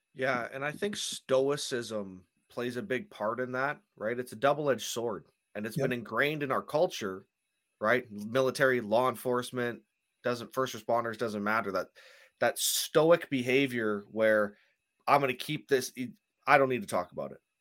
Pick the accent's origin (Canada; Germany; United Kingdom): Canada; I'm Canadian, so I say things differently perhaps than you guys do.